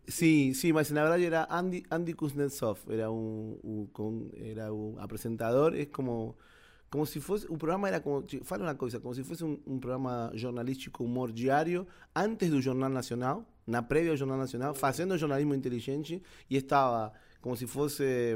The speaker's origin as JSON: {"language": "Portuguese", "country": "Argentina", "second_language": "Portuguese", "moved": "as an adult", "lives_now": "Brazil", "said": "sou argentino."}